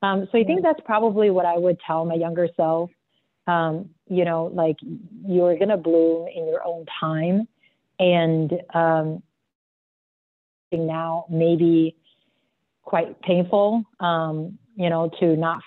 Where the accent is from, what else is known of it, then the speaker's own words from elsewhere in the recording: South Africa; I grew up in South Africa and I just felt always so like an outsider.